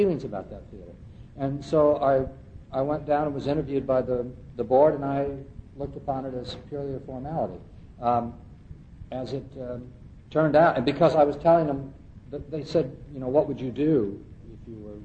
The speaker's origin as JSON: {"language": "English", "region": "West Coast", "country": "United States", "moved": "as an adult", "lives_now": "Princeton, United States", "said": "I literally grew up with the movement. I'm from the West Coast"}